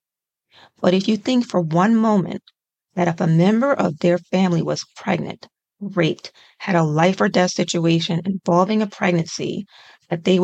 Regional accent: United States; as an American

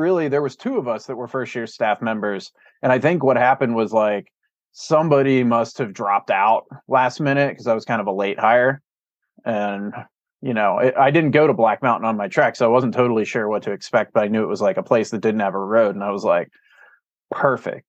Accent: Pittsburgh, Pennsylvania, United States; moved away as an adult; also born or lived in Cleveland, Ohio / Cimarron, New Mexico; now in Bozeman, United States; I grew up in Pittsburgh, Pennsylvania, and then I went to college in Cleveland

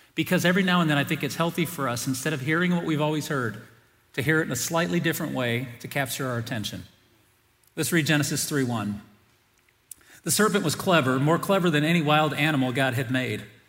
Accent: South Bend, Indiana, United States; we moved from the first house I grew up in South Bend, Indiana

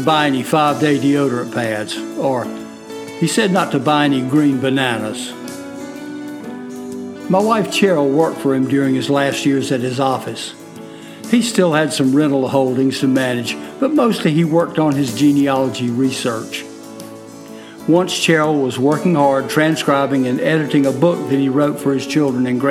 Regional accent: Fort Mill, South Carolina, United States; I'm from Fort Mill, South Carolina

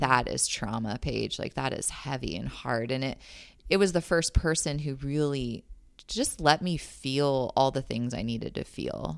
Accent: San Jose, California, United States; moved away as an adult; now in Lake Elmo, United States; I was born and raised in San Jose, California, and my family and I moved out to Lake Elmo, Minnesota a year and a half ago.

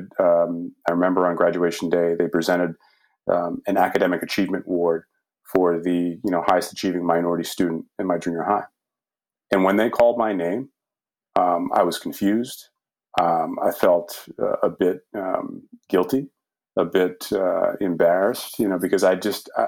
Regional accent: Lynn, Massachusetts, United States; I grew up in Lynn, Mass, very diverse community

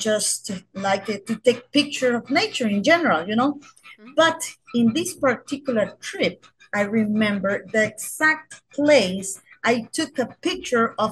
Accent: San Pedro Sula, Cortés, Honduras; I'm a proud Honduran that love his my country. I am from San Pedro Sula

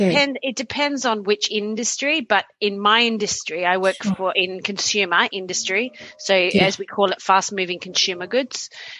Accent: Australia; moved away as an adult; now in Sweden; I came from Australia where I was, I was single. I went out a lot.

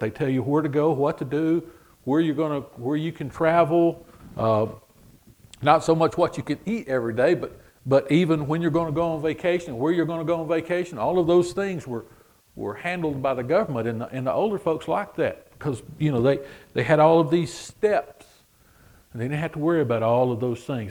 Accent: United States; we say we're from America

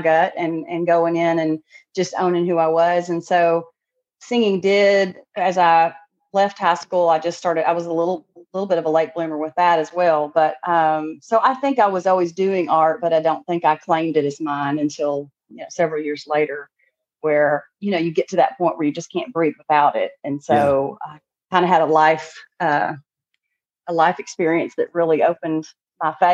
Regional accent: Texas, United States; moved away as an adult; now in Northwest Arkansas, United States; born and raised in Texas

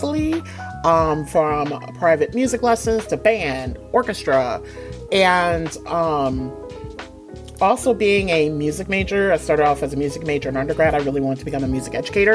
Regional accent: Detroit, Michigan, United States; moved away as an adult; now in New England, United States; I'm originally from Detroit, born and raised, what up, though? From the West Side

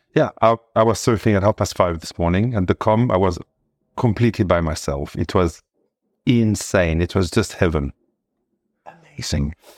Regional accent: Cannes, Provence-Alpes-Côte d'Azur, France; moved away as an adult; now in Noordhoek, South Africa; I was born in Cannes, in the hmm. south of France, uh, in a typical Provençal family.

